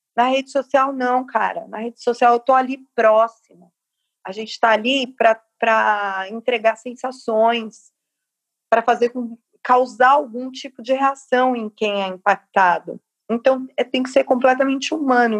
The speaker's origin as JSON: {"language": "Portuguese", "region": "São Paulo", "country": "Brazil", "said": "Capão Redondo, que é a minha quebrada"}